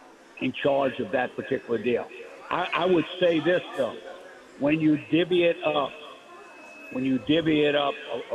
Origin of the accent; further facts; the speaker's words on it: Chalmette, Louisiana, United States; when I grew up on La Place Street in Chalmette, and we played football out in the street, you know, we weren't dreaming of being a punter or a kicker